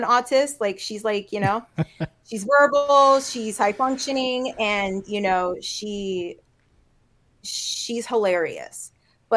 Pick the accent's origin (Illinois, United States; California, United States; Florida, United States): Florida, United States; North Miami; born and raised in Miami, North Miami.